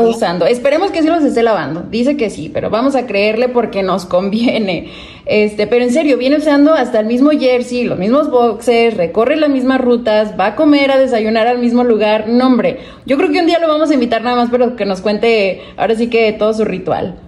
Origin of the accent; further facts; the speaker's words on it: Guadalajara, Jalisco, Mexico; now in United States; Yo crecí en Guadalajara, en una familia muy futbolera, 100% rojinegra